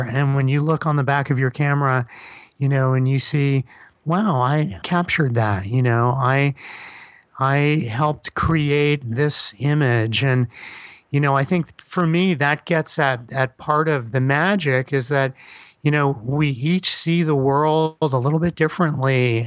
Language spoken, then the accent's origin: English; Miami, Florida, United States; I'm from Miami, but my dad was born in Brooklyn